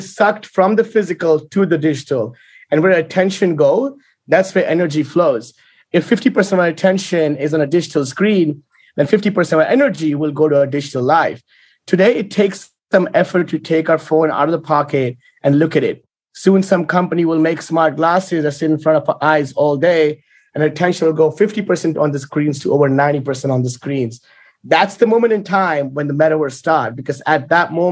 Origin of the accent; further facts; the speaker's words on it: India; I was born in India